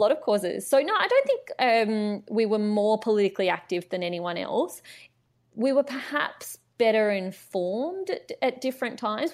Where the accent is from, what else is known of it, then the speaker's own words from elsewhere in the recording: Canberra, Australian Capital Territory, Australia; I grew up in Canberra, so I am a Canberra local.